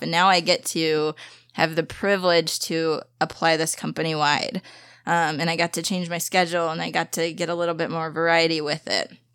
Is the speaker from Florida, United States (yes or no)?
no; St. Louis, Missouri, United States; also born or lived in Springfield, Missouri; my hometown